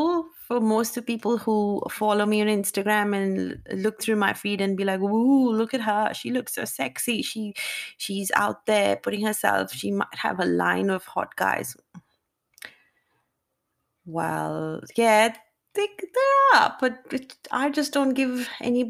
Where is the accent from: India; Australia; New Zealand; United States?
India; Growing up as an Indian girl